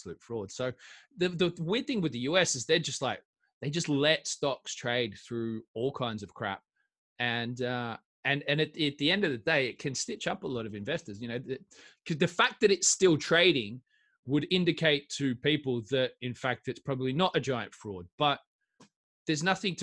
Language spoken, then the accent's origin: English; Australia; moved away; I'm an Aussie guy